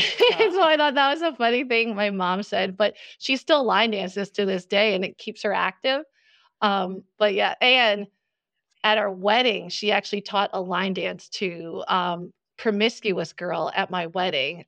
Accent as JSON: {"language": "English", "region": "New Jersey", "country": "United States", "tie": "born or raised there", "accent": "New Jersey", "said": "I grew up in New Jersey, so can't you tell from my strong New Jersey accent"}